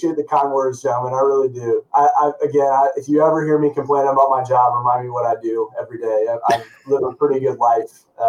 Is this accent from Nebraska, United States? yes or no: yes; Nebraska, United States; I grew up a Husker, okay? So I was born in Nebraska.